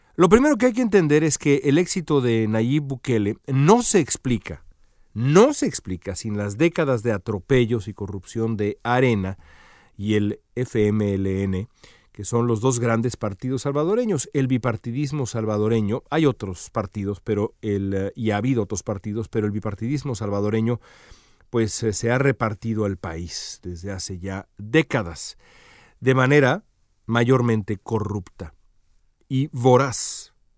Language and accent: Spanish; Mexico City, Mexico; now in Los Angeles, United States; de donde yo vengo